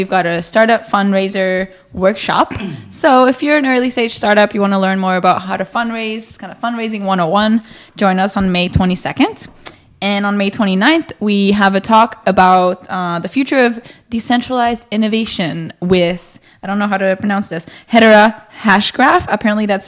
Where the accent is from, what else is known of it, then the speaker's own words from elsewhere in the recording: Costa Rica; now in Vancouver, Canada; Yeah, I grew up in Costa Rica in the middle of nowhere. No electricity.